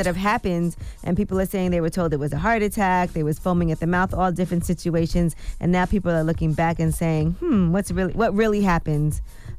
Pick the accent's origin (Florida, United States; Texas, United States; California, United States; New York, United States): New York, United States; Brooklyn; I'm from Brooklyn. I've definitely heard of that happening.